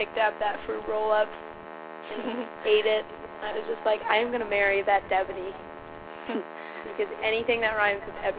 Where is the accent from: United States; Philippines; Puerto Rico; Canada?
Philippines; I am also Filipino.